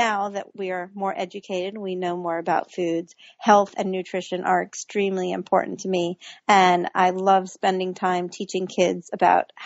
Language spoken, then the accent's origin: English; Virginia, United States; I grew up in Virginia